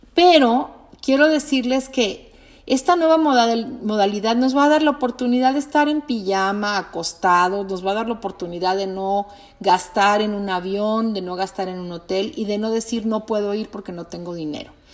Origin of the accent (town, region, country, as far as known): Mexico